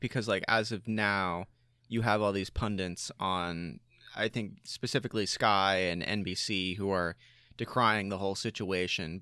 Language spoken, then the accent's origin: English; United States; as American sports fans